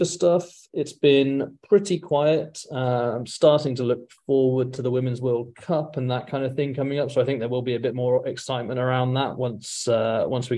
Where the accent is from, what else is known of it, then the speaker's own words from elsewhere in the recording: England, United Kingdom; moved away as an adult; also born or lived in America; now in United States; I am from England, but living in America at the moment, although not for much longer.